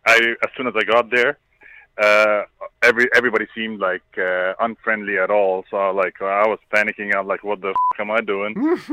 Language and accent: English; Egypt; moved away as an adult; also born or lived in Spain / Hungary; I'm from Egypt.